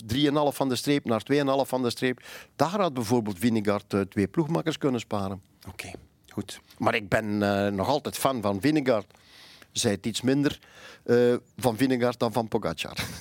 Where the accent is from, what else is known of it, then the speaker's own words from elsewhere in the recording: Flanders, Belgium; ik ben Vlaming